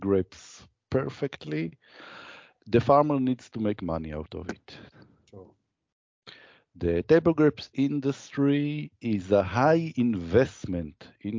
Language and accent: English; Israel; English is a second language; I come from Israel